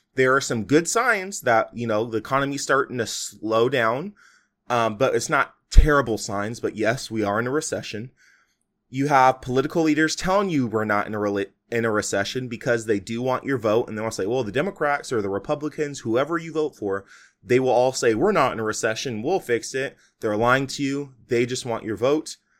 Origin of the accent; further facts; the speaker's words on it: United States; We as American